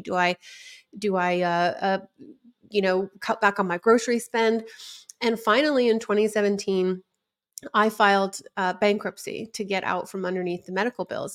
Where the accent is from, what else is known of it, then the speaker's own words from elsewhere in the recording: West Coast, United States; I was from the West Coast